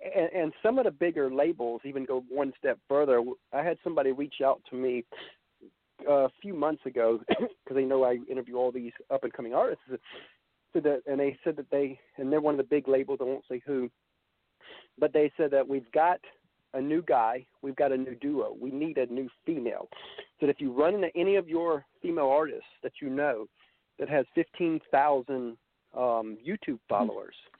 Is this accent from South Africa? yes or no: no; Georgia, United States; I was from Georgia